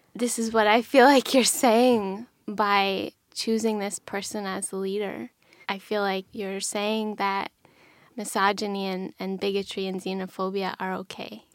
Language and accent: English; Pennsylvania, United States; I grew up in Pennsylvania in a really small town. in the Rust Belt